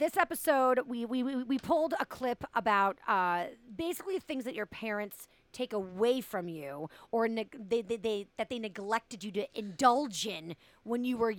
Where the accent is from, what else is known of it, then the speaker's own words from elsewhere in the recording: Boston, Massachusetts, United States; I'm from Boston.